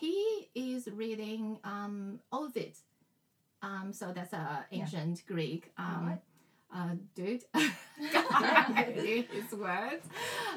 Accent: Shanghai, China; English is a second language; moved away as an adult; now in Australia; I grew up in Shanghai, the education, especially English education, started really young

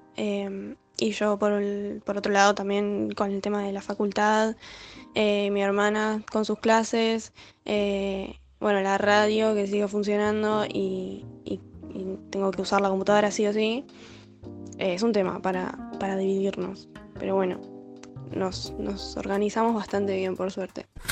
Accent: Buenos Aires, Argentina; soy de Monte Castro, ahí pegadito a Villarreal.

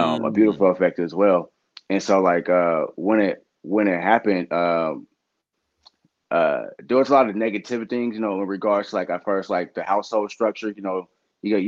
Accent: Sacramento, California, United States; growing up in South Sac

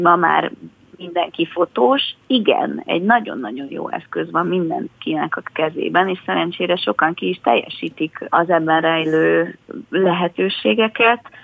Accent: Budapest, Hungary; Budán a 12. kerületből, ahol én is felnőttem

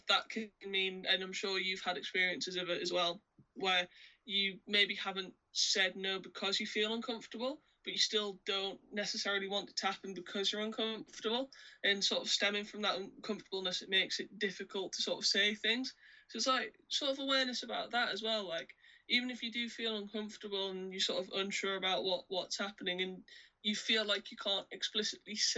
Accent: United Kingdom; kind of partially being British

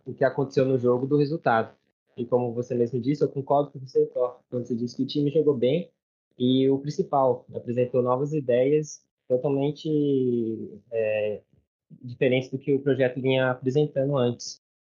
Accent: São José dos Campos, São Paulo, Brazil; sou de São José dos Campos, tenho 26 anos

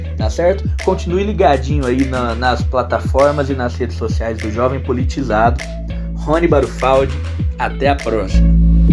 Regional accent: Brazil; nós que somos brasileiros e jovens

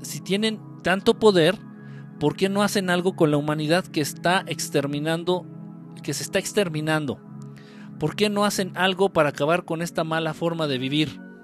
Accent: Guerrero, Mexico; Afortunadamente yo no soy chilango, yo soy de guerrero.

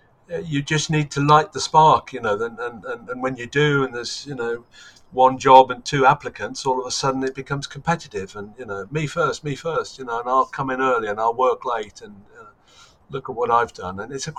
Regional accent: Germany; I grew up in Germany, in the American sector in Germany, and listened to AFN

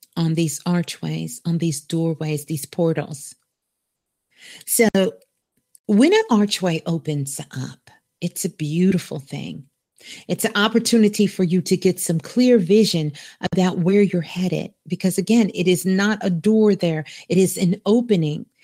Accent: New York City, New York, United States; Brooklyn, actually. I was born in Brooklyn. I'm a Brooklyn girl

